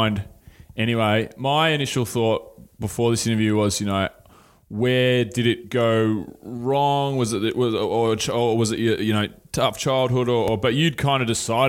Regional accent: Mornington Peninsula, Victoria, Australia; I grew up on the Moines Peninsula

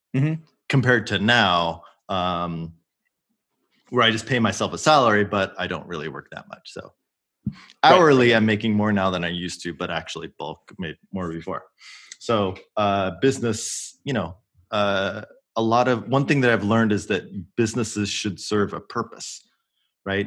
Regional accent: Oregon, United States; moved away as an adult; I was born in Oregon. Went to University of Oregon.

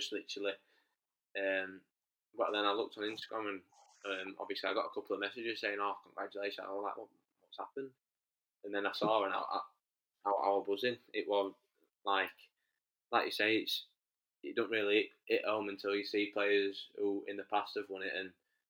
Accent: England, United Kingdom; I played for England as well, which obviously is my country of birth. But obviously, my roots are in Scotland

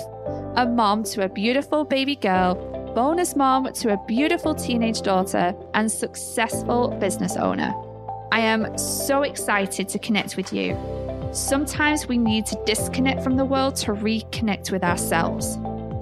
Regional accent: Bury, North West England, United Kingdom; now in Florida, United States; we're both originally from Bury, which is northwest of Lancashire in England

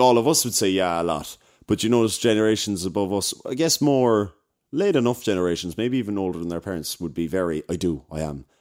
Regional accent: Cork, Munster, Ireland; accent: South Side Cork; a South Side Cork accent. So, I'd be talking like that there or whatever, do you know? This, this is, like, this is how I speak

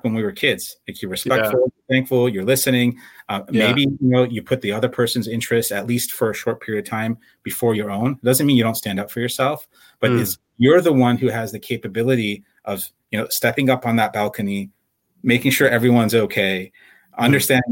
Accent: Chicago, Illinois, United States; now in San Jose, United States; I'm the son of Iranian immigrants. I grew up in Chicago

